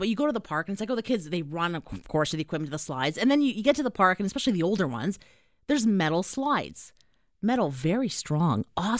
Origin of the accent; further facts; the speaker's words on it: Canada; we are Canadian.